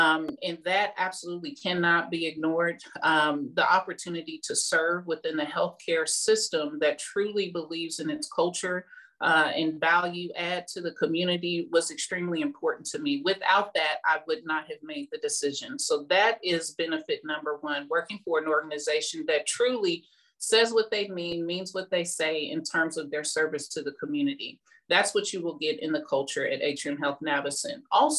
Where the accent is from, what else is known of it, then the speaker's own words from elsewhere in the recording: Midwest, United States; Well, I am really from the Midwest.